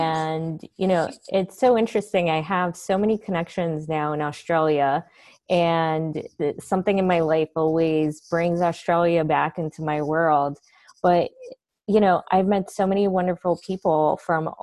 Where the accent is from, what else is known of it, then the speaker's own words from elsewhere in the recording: New York, United States; I grew up in the Heights.